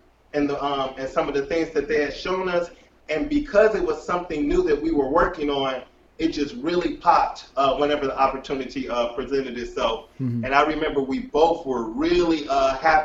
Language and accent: English; Detroit, Michigan, United States; We come from Detroit